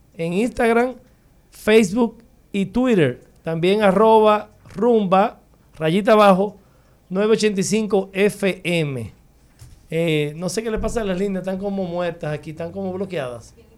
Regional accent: Dominican Republic; also born or lived in Chile

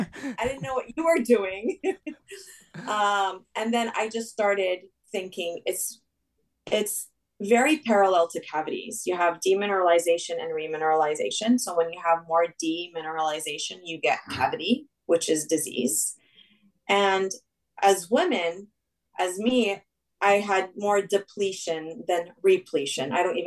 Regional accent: Saudi Arabia; also born or lived in Lebanon; I mean, I'm originally Lebanese. I spent my summers in Lebanon. I grew up in Saudi.

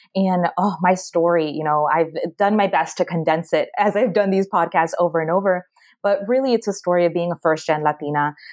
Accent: Maryland, United States; moved away as an adult; also born or lived in Washington, D.C.; now in Miami, United States; I was born and raised in Maryland and went to the University of Maryland.

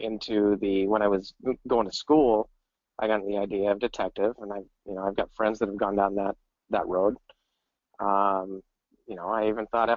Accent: Missoula, Montana, United States; also born or lived in North Dakota / Seattle; now in Phoenix, United States; I was born in Missoula, Montana.

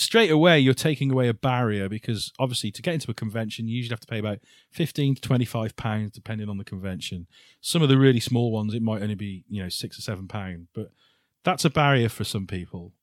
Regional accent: Shrewsbury, West Midlands, United Kingdom; Shrewsbury 'cause it's my hometown

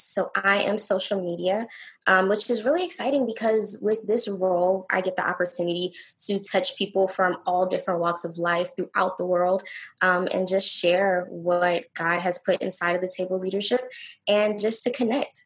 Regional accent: Newport News, Virginia, United States; I'm from Newport News, Virginia. I love Newport News. This is my city.

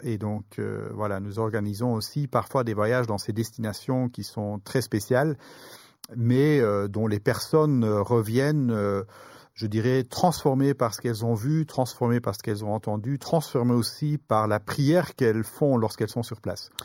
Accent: Brussels, Brussels-Capital Region, Belgium; je suis originaire pardon, de, de Bruxelles, de Belgique

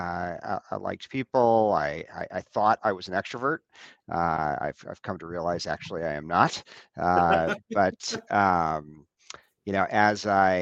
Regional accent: Scottsdale, Arizona, United States; moved away as an adult; also born or lived in Evanston, Illinois; now in Wheaton, United States; I was actually born in Evanston, but my family quickly thereafter moved to Scottsdale, Arizona, and that is where I grew up.

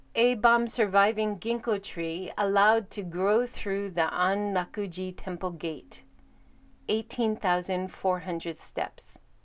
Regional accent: United States; now in Hiroshima, Japan; Living in Hiroshima as an American

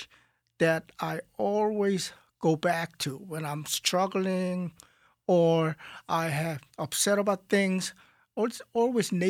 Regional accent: South Korea; moved away; when I grew up in Korea, it was a small village outside of Seoul.

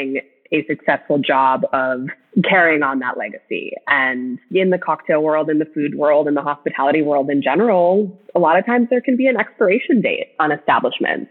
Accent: Minnesota, United States; I grew up in Minnesota. I grew up in the Midwest

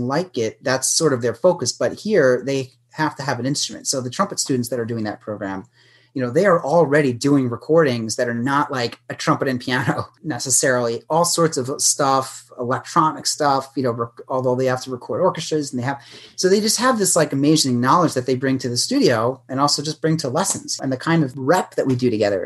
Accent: New York City, New York, United States; moved away; I'm from New York City.

